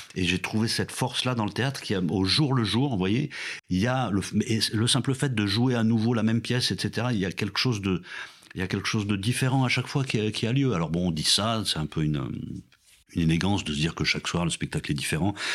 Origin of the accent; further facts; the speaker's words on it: France; culture dans laquelle je tombe en fait de naissance voilà, je suis français